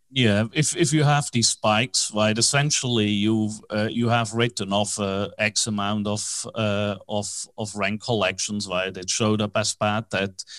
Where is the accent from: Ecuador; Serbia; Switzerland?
Switzerland; accent: Swiss; English is a second language; moved away as an adult; also born or lived in New York / Tokyo / Hong Kong; now in Dallas, United States; that strange accent, even though I'm in, based in Dallas, is from Switzerland. I was born in Switzerland